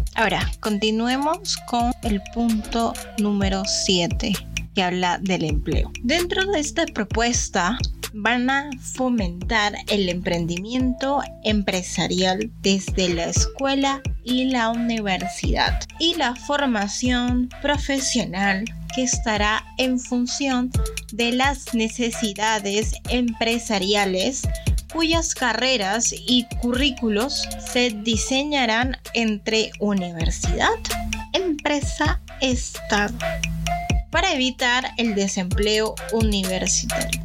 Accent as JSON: {"language": "Spanish", "country": "Peru", "said": "nuestra identidad como peruano"}